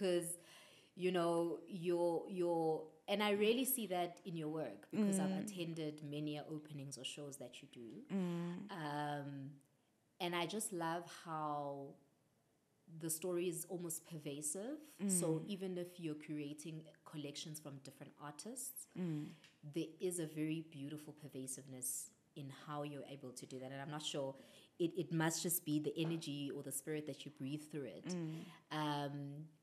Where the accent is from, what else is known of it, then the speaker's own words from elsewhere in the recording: Durban, KwaZulu-Natal, South Africa; I'm from Durban